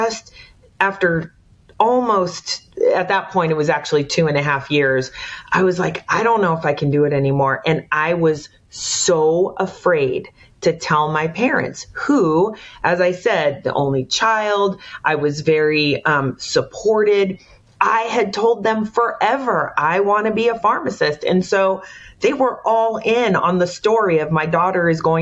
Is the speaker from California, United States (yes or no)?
yes; San Jose, California, United States; moved away as an adult; I am from the Bay Area, born and raised